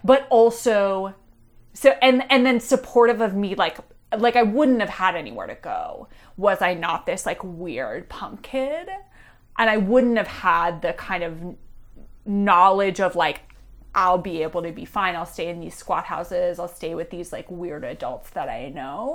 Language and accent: English; Pittsburgh, Pennsylvania, United States; I'm from Pittsburgh, Pennsylvania. I grew up as an Orthodox Jew in Squirrel Hill